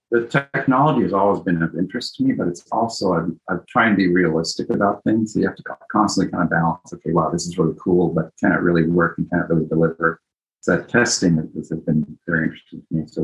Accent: Japan; also born or lived in Greece / Italy; I grew up in, I was born in Greece. I grew up in Japan and Italy, so all over the place.

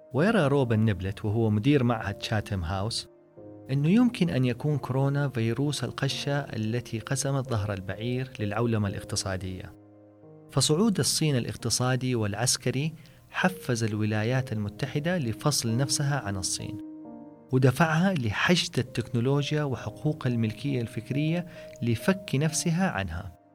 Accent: Saudi Arabia; علينا كسعوديين

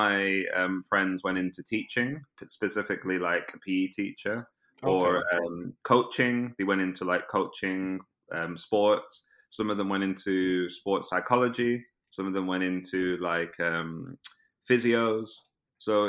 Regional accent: Preston, North West England, United Kingdom; accent: British; moved away as an adult; also born or lived in Brazil; now in London, United Kingdom; my hometown in Preston near Manchester

